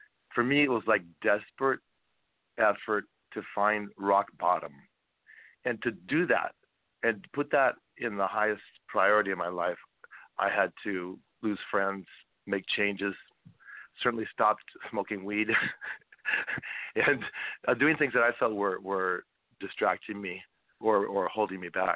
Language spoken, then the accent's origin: English; Seattle, Washington, United States; I grew up in Seattle, second of five kids